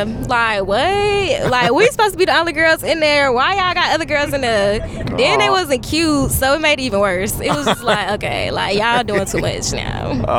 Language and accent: English; Charlotte, North Carolina, United States; We're from Charlotte, North Carolina.